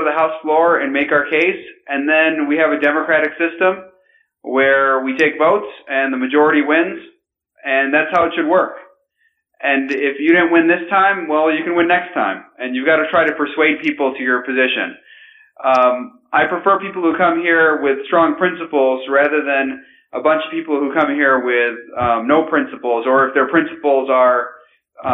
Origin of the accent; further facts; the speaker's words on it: Grand Rapids, Michigan, United States; I'm from Grand Rapids, Michigan